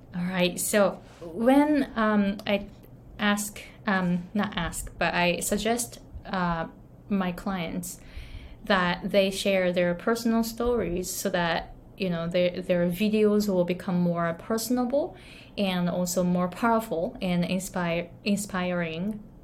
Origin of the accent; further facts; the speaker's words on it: Japan; accent: Japanese; English is a second language; moved away as an adult; now in Hawaii, United States; I came to the US when I was 23 from Japan and I didn't speak English at all